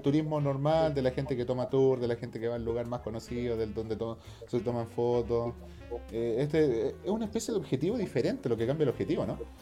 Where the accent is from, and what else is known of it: Norte Grande, Chile